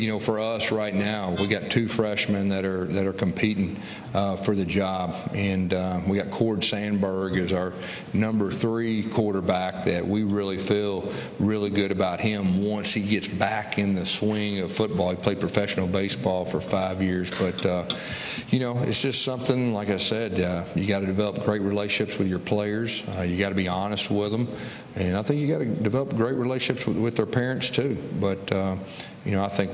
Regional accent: Fort Smith, Arkansas, United States; moved away; I'm from Fort Smith, too

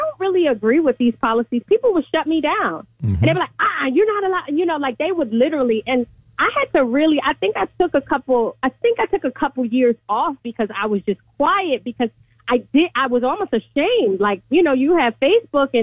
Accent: New York City, New York, United States; I'm from Brooklyn, New York. Mm. And I'm telling you, like, I like to tell people, like, I grew up, like, in the hood, like, in the 90s

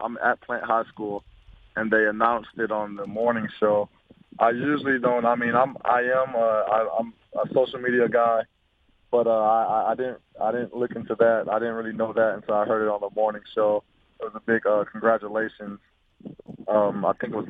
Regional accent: Florida, United States; born or raised there

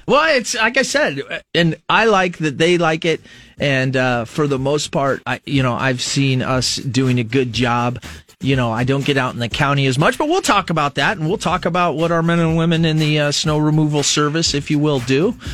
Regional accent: Fremont, Nebraska, United States; now in Lincoln, United States; you're from a smaller community in Nebraska, I'm from Fremont

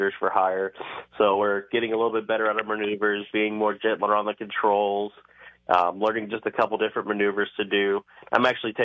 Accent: Cleveland, Ohio, United States; Originally from Cleveland, Ohio

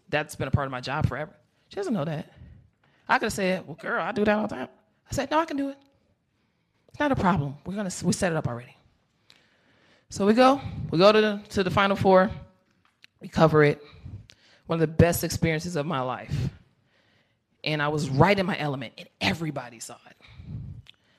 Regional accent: Chicago, Illinois, United States; I'm from Chicago

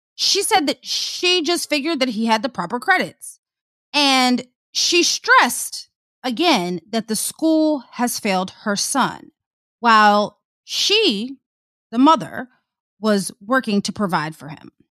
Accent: Prince George's County, Maryland, United States; I'm from P G

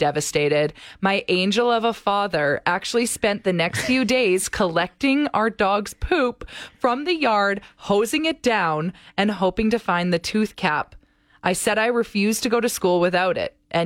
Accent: St. Albert, Alberta, Canada; I grew up in St. Albert

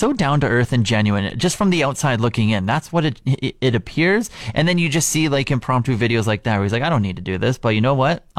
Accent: Canada

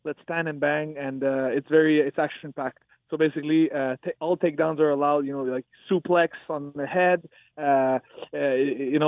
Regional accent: Canada; also born or lived in Myanmar; my home country, Canada

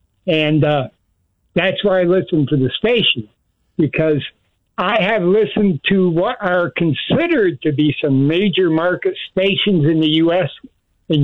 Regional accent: United States; moved away as an adult; now in Angeles City, Philippines; I'm an American.

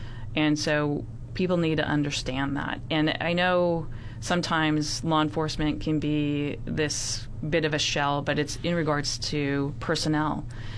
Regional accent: San Francisco, California, United States; I come from San Francisco. I know nothing about, you know, any of this group of people.

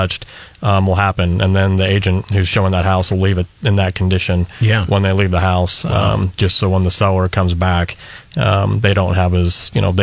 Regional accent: St. Louis, Missouri, United States; also born or lived in Atlanta / Fulton, Missouri; now in Columbia, United States; I grew up in St. Louis in Atlanta, and then I wound up going to Westminster College in Fulton, and I moved to Columbia in 96

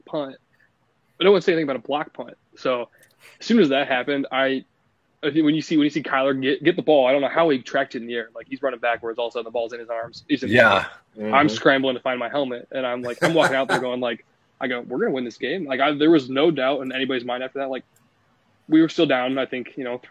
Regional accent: Council Bluffs, Iowa, United States; growing up in Council Bluffs in the Omaha area

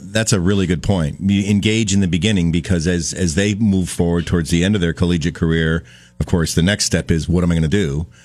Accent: Addison County, Vermont, United States; I come from Addison County

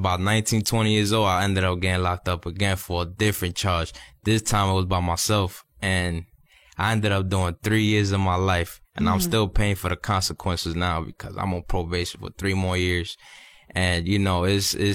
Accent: New York, United States; moved away as an adult; now in Miami, United States; I come from New York. I'm 24 years old. And growing up, I had great parents

